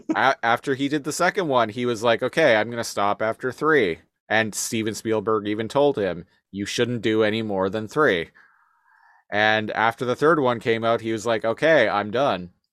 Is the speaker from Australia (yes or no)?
no; Victoria, British Columbia, Canada; we're from Victoria, uh, British Columbia.